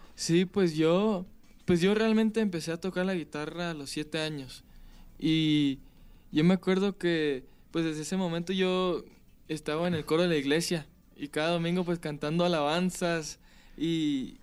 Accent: Palm Springs, California, United States; Yo soy de California, nací en California. ¿En qué lugar? En Palm Springs, California.

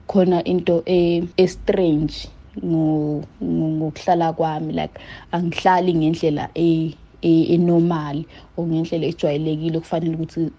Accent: Mtubatuba, KwaZulu-Natal, South Africa; ngisuka eMtubatuba esigodini saseMpumeni.

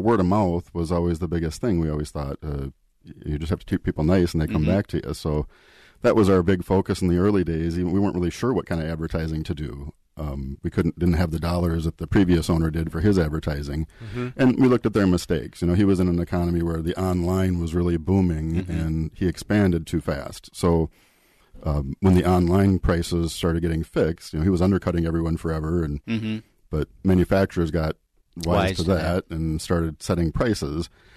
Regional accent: Eden Prairie, Minnesota, United States; born or raised there

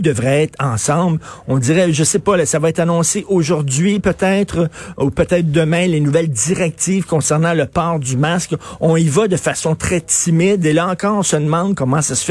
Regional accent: Canada; je suis canadien

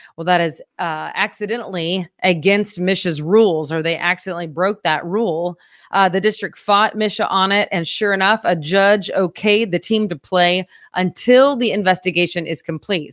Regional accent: Fort Gibson, Oklahoma, United States; moved away; my hometown of Fort Gibson, Oklahoma

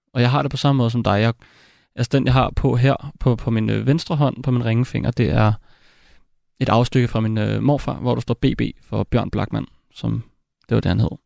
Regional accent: Copenhagen, Capital Region of Denmark, Denmark; jeg voksede op i København

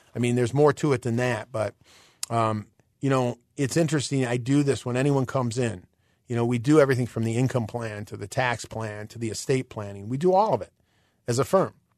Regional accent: Illinois, United States; we're from Illinois

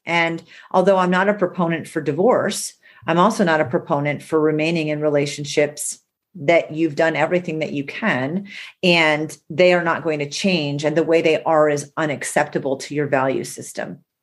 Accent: New England, United States; I'm from New England.

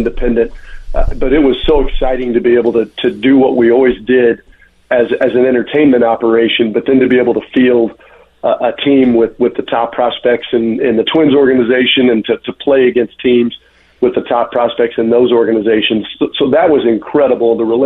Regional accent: Indiana, United States; moved away; where I grew up in Indiana

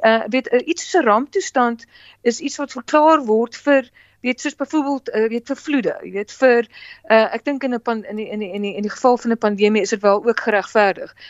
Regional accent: South Africa; ons as Suid-Afrikaners

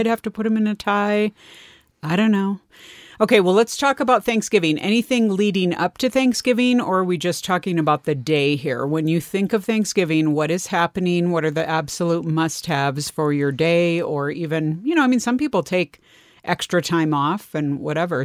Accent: California, United States; my experience growing up in California

